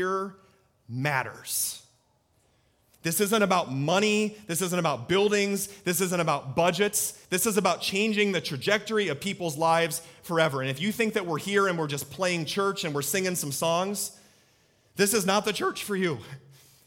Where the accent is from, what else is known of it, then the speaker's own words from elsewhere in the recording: Story City, Iowa, United States; I'm from Story City